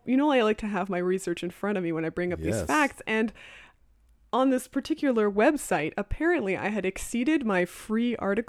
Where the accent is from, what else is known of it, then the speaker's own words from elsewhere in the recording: Sudbury, Ontario, Canada; I grew up in Sudbury, Ontario